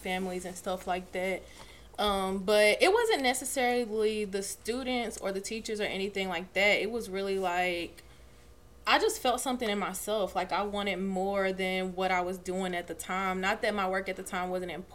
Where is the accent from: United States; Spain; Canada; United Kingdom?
United States; Burlington, North Carolina; I'm from Burlington, North Carolina, so familiar place